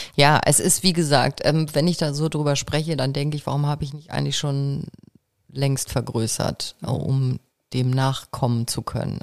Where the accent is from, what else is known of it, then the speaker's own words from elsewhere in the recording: Kiel, Schleswig-Holstein, Germany; moved away; Ich bin eben doch Kind des Nordens, stelle ich immer wieder fest. Ja. Ich bin ja gebürtige Kielerin